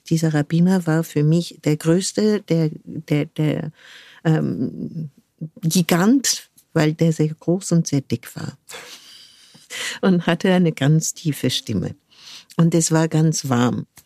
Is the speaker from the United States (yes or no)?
yes; United States; born there; Ähm, ich bin zufällig in den USA geboren, weil mhm. mein Vater dort ein Jahr ähm, sein, sein PJ gemacht hat in einem Krankenhaus dort.